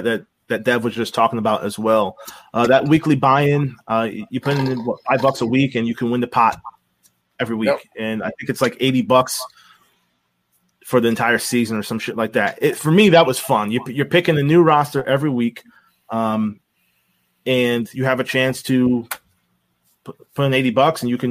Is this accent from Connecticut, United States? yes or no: yes; Connecticut, United States; I'm from Connecticut.